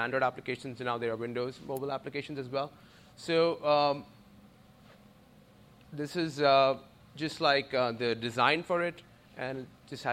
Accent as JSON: {"language": "English", "country": "India", "moved": "as an adult", "said": "I'm originally from India. I came here to do my master's in computer science."}